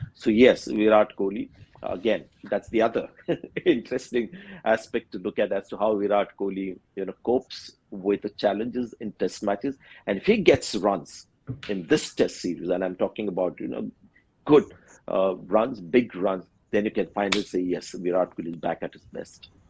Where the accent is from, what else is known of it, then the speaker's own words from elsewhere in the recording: India; an Indian who's watched a lot of cricket in India